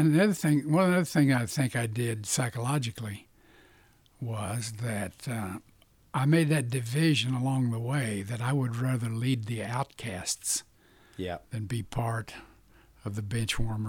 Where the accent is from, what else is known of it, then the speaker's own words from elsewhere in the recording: Pryor, Oklahoma, United States; also born or lived in Vinita, Oklahoma; We were moving, and I moved from Vanita to Pryor.